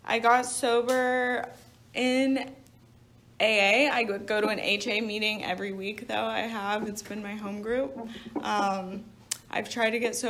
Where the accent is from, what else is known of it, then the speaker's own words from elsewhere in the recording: Little Rock, Arkansas, United States; moved away; I grew up in Little Rock, Arkansas